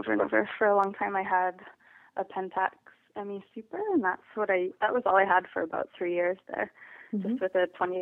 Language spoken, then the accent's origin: English; Mission, British Columbia, Canada; I grew up in Mission, which is about an hour from Vancouver.